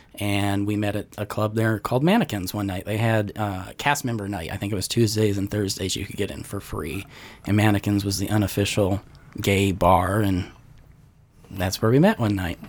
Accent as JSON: {"language": "English", "town": "Glasgow", "region": "Montana", "country": "United States", "tie": "born or raised there", "also_born_or_lived": "Florida", "moved": "yes", "lives_now": "Nashville, United States", "said": "I was born and raised in Montana"}